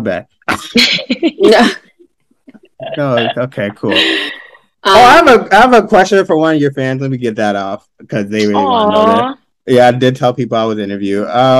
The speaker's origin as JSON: {"language": "English", "town": "Seattle", "region": "Washington", "country": "United States"}